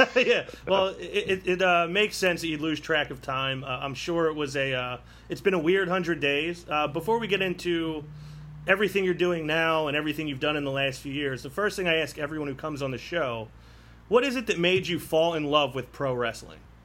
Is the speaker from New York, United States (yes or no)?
no; Philadelphia, Pennsylvania, United States; I'm from Philadelphia